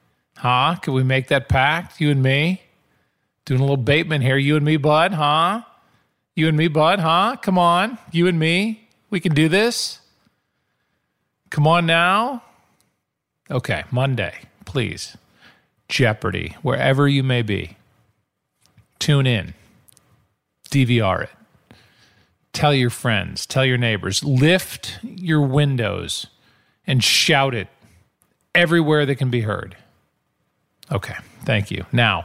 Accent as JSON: {"language": "English", "town": "St. Louis", "region": "Missouri", "country": "United States", "said": "I can do that joke because I'm from St. Louis. I'm from the Midwest, so it works."}